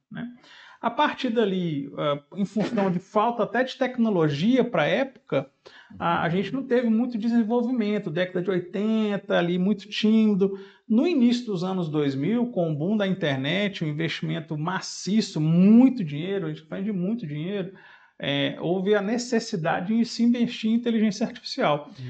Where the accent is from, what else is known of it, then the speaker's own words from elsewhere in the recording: Fortaleza, Ceará, Brazil; now in Belo Horizonte, Brazil; em 2003 eu vim embora de Fortaleza aqui para Belo Horizonte e estou com 20 anos, fazendo esse mês agora, 20 anos que eu estou aqui.